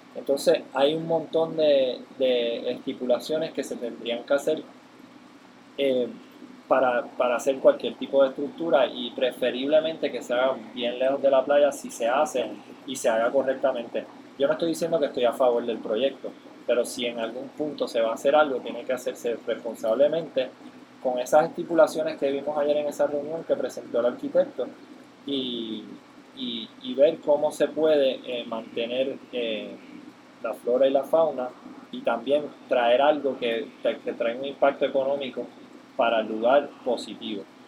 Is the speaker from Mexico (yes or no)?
no; Puerto Rico; moved away as an adult; also born or lived in Hawaii; hace 14 años pues nos compramos una casa en Puerto Rico